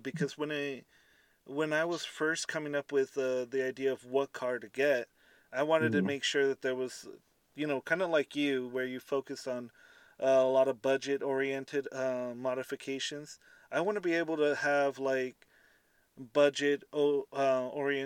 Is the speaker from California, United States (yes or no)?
yes; Southern California, United States; I'm from SoCal, so we don't understand this thing called rain